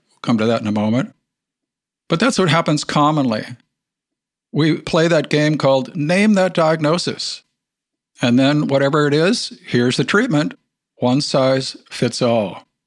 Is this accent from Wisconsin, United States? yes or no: yes; Wisconsin, United States; I grew up in Wisconsin